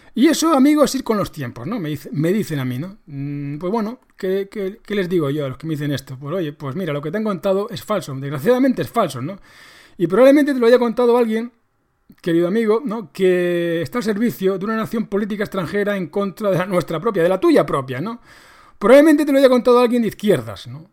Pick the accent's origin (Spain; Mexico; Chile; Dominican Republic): Spain; nos mete a todos los españoles